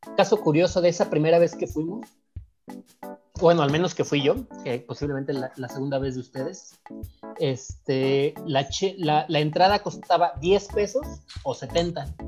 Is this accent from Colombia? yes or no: no; Michoacán, Mexico; now in Mexico City, Mexico; yo soy de Michoacán